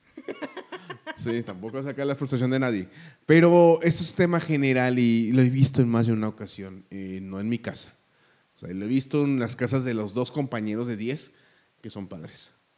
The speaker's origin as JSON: {"language": "Spanish", "country": "Mexico", "said": "Somos más mexicanos"}